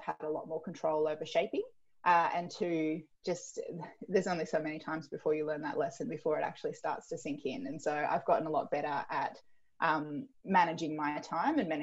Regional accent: Tweed Heads, New South Wales, Australia; I grew up in Tweed Heads, which is sort of far north New South Wales.

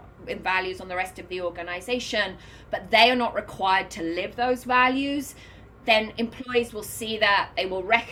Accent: United Kingdom; now in New York, United States; I'm British

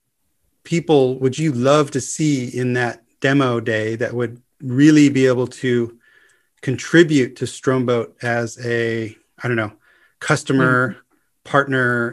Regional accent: Los Angeles, California, United States; moved away; I'm coming originally from Los Angeles

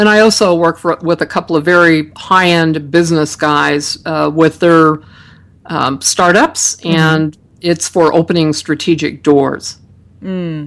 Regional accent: Utah, United States; they said I was from the Midwest. I kept telling them that Utah's in the West.

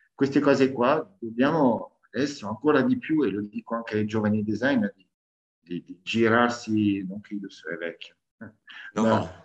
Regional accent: France; now in Italy; sono cresciuto in Francia a livello umano

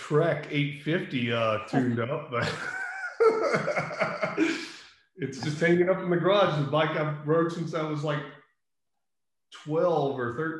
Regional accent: Ruston, Louisiana, United States; And so where I grew up in Ruston, there's actually some really good trails there.

